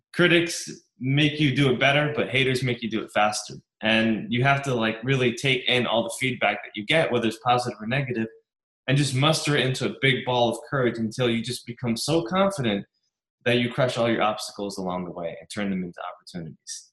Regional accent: New York, United States; I grew up very poor in New York

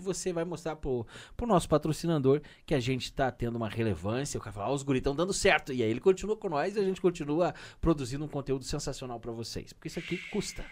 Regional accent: Curitiba, Paraná, Brazil; sempre que eu falo que sou de Curitiba

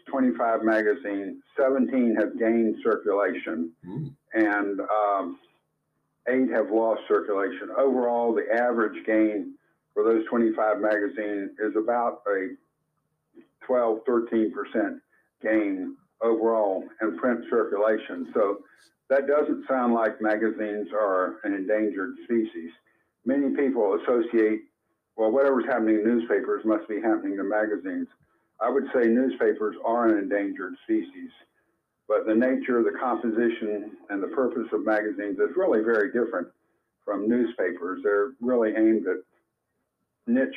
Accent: Florida, United States; now in Anderson, Indiana, United States; since I was growing up in Florida.

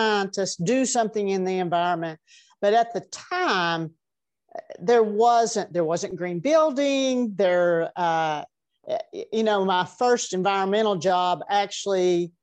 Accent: Tennessee, United States; also born or lived in California; now in Asheville, United States; I grew up in Tennessee

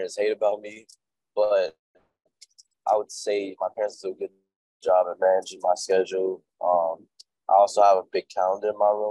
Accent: Chicago, Illinois, United States; I'm from Chicago, and I started off mainly in Chicago

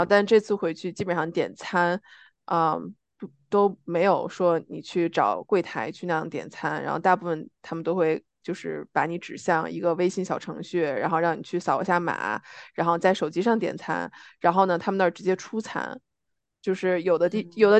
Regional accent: China; moved away; 我是中国人，然后我有我的身份证

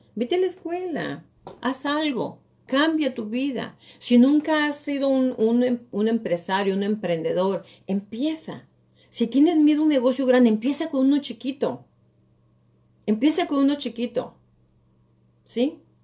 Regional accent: Mexico; moved away as an adult; now in United States; Yo soy latina, yo tengo acento y todo

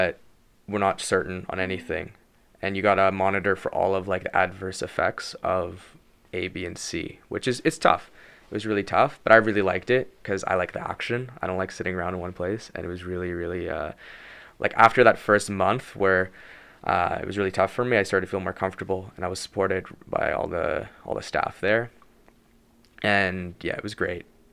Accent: Vancouver, British Columbia, Canada; moved away as an adult; now in Montreal, Canada; I'm from Vancouver

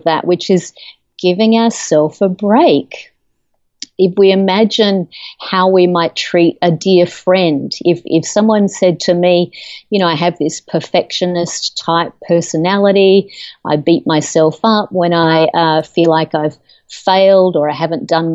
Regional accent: Australia; moved away as an adult; now in United States; I'm originally from Australia. I've lived in the United States for about 13 years

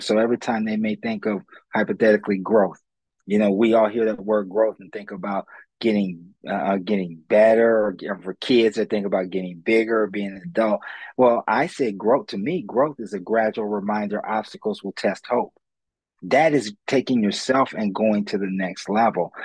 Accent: Columbus, Ohio, United States; I'm born and raised in Columbus, Ohio

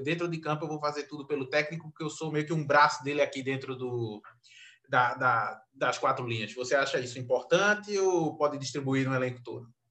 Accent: Recife, Pernambuco, Brazil; eu sou de Recife

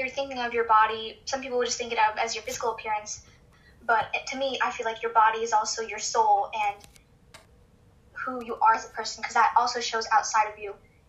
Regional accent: Texas, United States; I'm 14. I'm from Texas.

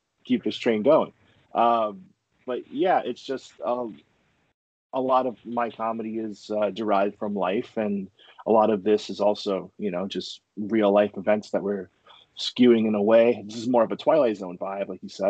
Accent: New York, United States; I'm from New York.

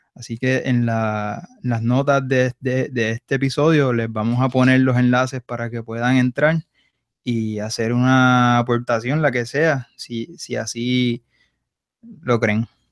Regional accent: Puerto Rico; Rafa y yo somos boricuas

